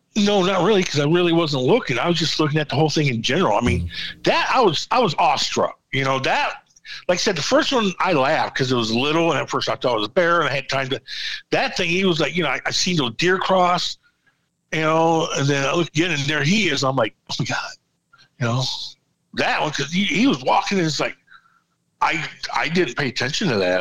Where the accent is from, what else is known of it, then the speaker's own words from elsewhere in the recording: Michigan, United States; I'm from Michigan